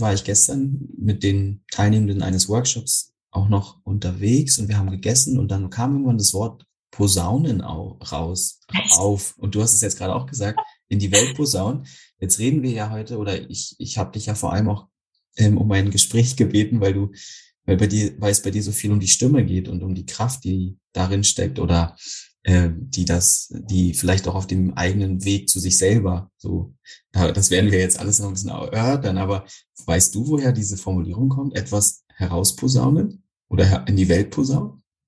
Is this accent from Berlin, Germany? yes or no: yes; Berlin, Germany; So als Berliner